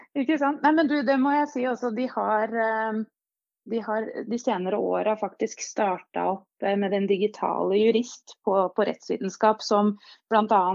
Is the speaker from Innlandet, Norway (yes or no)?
yes; Hamar, Innlandet, Norway; accent: Hamar dialect; moved away as an adult; also born or lived in Kongsvinger; now in Oslo, Norway; jeg ble født faktisk på Kongsvinger. Men eh, etter tre år der så eh, fikk jeg oppveksten min på Hamar